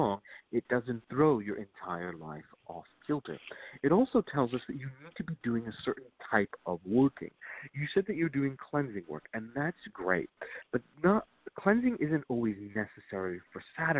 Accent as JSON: {"language": "English", "region": "Virginia", "country": "United States", "said": "I am from Virginia"}